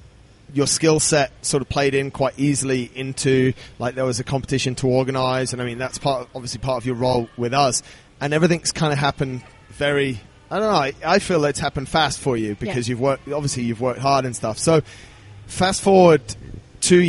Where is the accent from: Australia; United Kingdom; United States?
United Kingdom; England; I'm English